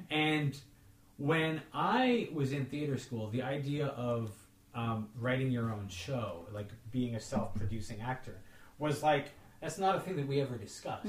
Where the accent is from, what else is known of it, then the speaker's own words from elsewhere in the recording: Toronto, Ontario, Canada; we're from Toronto